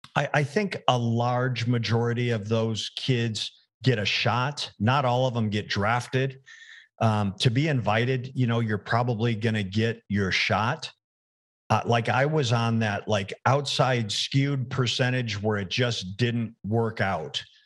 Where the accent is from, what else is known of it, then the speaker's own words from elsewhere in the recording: Arizona, United States; also born or lived in Arkansas; the University of Arizona. It was my hometown team